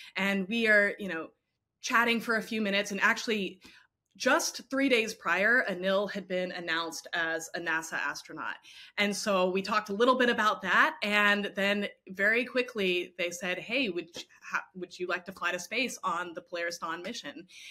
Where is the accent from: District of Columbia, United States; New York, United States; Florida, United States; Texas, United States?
Texas, United States; Houston; I grew up in Houston